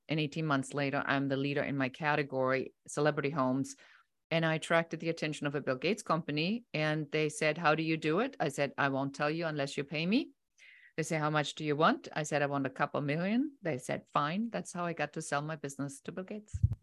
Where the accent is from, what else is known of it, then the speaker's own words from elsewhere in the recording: Germany; moved away as an adult; now in United States; I'm originally from Germany